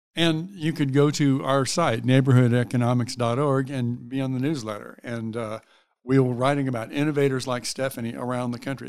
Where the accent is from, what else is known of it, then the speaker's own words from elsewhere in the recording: Mississippi, United States; moved away as an adult; also born or lived in California / San Francisco; I'm from Mississippi